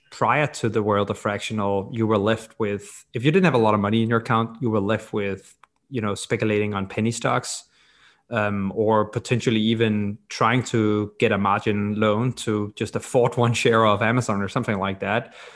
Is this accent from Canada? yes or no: no; Copenhagen, Capital Region of Denmark, Denmark; I grew up in Copenhagen, Denmark